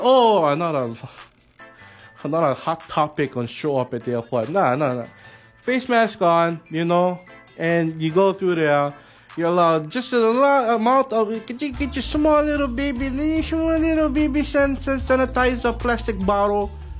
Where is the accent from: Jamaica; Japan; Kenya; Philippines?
Philippines; I'm Filipino. I know these things.